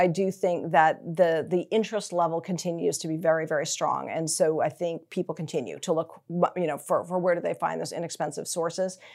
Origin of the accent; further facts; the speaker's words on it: Newton, Massachusetts, United States; moved away as an adult; also born or lived in Rhode Island / Texas / New York; I was born in Rhode Island, uh, grew up in Massachusetts